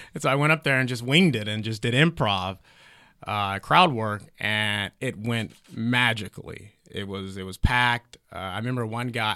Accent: Heflin, Alabama, United States; now in Los Angeles, United States; very small town called Heflin. Uh, but it is 15 minutes away from Talladega National Speedway

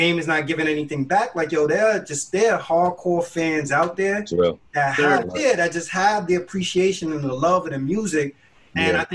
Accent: New York City, New York, United States; I grew up in the Bronx

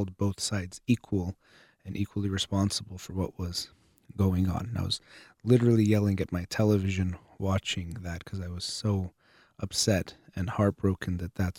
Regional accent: United States; I was born here

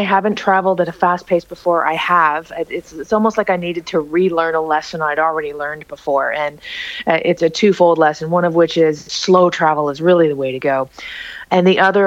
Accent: Toronto, Ontario, Canada; moved away as an adult; I've actually reestablished a home base in my hometown

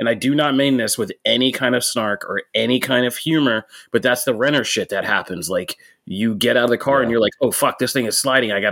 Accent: Pennsylvania, United States; I'm from Pennsylvania

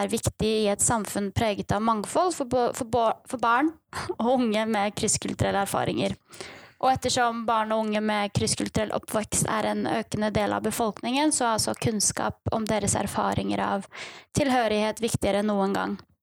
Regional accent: Bærum, Akershus, Norway; moved away as an adult; also born or lived in Kurdistan; now in Bergen, Norway; Jeg har vokst opp på Rykken i Bærum kommune og flyttet til Bergen

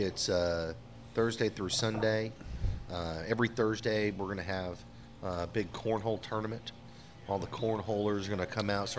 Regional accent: Seattle, Washington, United States; I'm from Seattle.

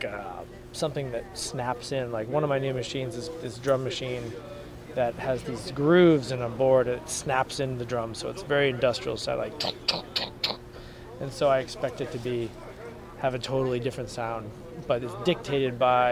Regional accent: Boston, Massachusetts, United States; now in San Diego, United States; my hometown, which is in Boston, Massachusetts

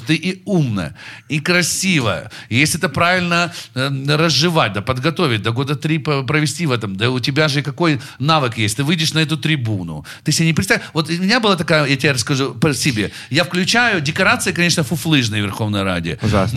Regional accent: Darnytskyi District, Kyiv, Ukraine; я парень из Дарницкого района

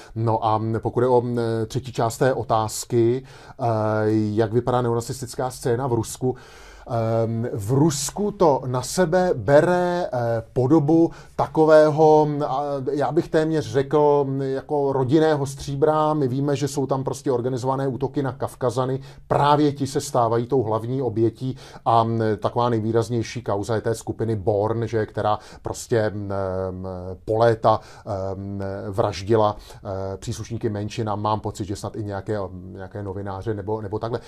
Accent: Czechia

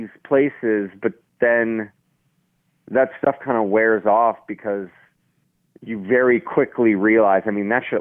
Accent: Austin, Texas, United States; also born or lived in Boston, Massachusetts / Denver, Colorado; now in Edgerton, Wisconsin, United States; And then I grew up in Texas and Austin from then

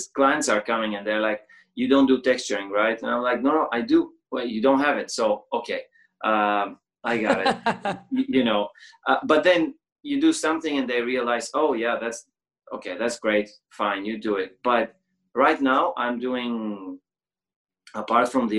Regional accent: Bulgaria; I'm like from Bulgaria.

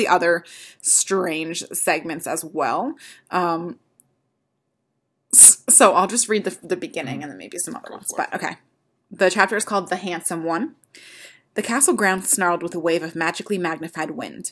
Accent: United States; being an American

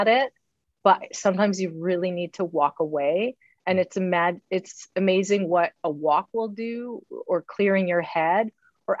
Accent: Northern Saskatchewan, Canada; Northern Saskatchewan in my hometown in the 50s

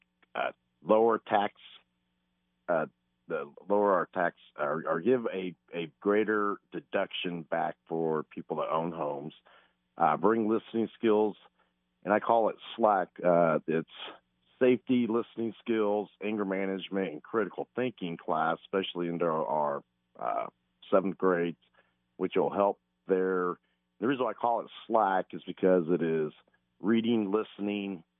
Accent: Fremont, California, United States; also born or lived in Tempe, Arizona; now in Indianapolis, United States; I grew up in Fremont, California.

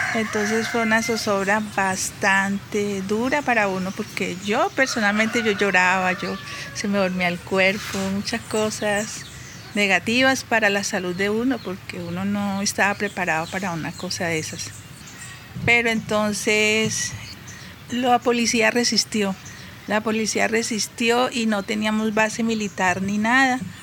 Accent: Algeciras, Huila, Colombia; moved away; also born or lived in Bogotá; nací acá en Algeciras y tengo 52 años.

